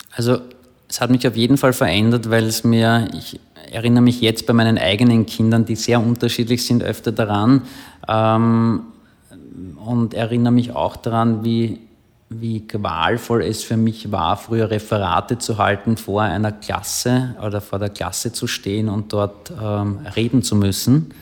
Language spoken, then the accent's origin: German; Klosterneuburg, Lower Austria, Austria; Ich bin in Klosterneuburg aufgewachsen